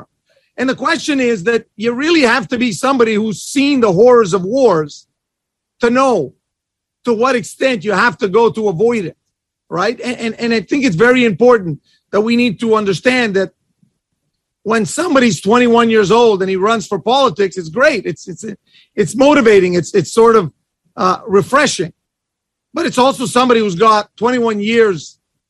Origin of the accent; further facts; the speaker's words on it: Canada; I'm from Canada.